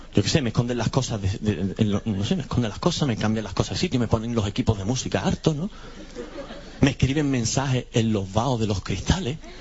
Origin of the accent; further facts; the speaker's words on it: Andalusia, Spain; soy andaluz